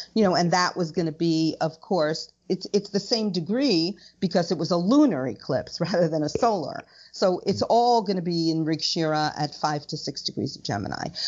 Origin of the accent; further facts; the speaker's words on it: United States; I'm American